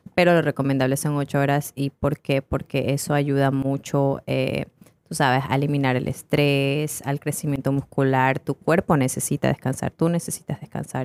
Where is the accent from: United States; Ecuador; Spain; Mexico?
Ecuador; yo soy ecuatoriana, tengo 27 años